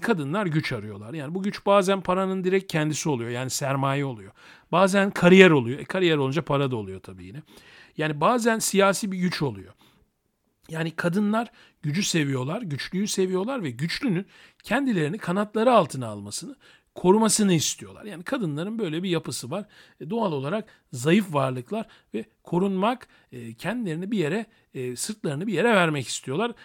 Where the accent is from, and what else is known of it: Turkey; also born or lived in Thessaloniki (ancestry)